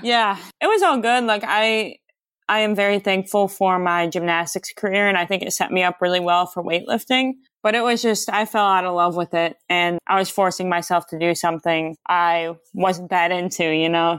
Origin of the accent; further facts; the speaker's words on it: Detroit, Michigan, United States; I'm from, like, Metro Detroit area in Michigan. I was born and raised in Michigan, a few different places.